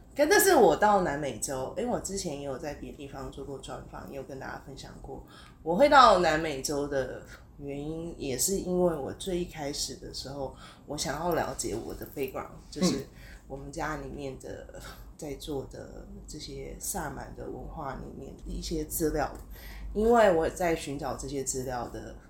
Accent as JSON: {"language": "Chinese", "country": "Taiwan", "tie": "born or raised there", "said": "在台湾啊"}